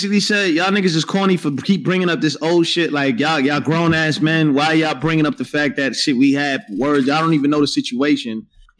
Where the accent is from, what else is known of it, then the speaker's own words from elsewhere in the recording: New York, United States; this sucks because I'm from New York.